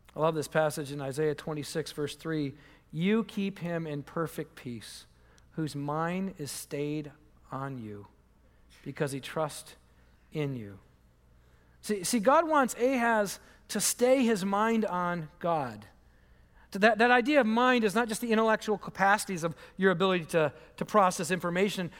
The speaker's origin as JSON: {"language": "English", "region": "Michigan", "country": "United States", "moved": "yes", "said": "I'm from Michigan"}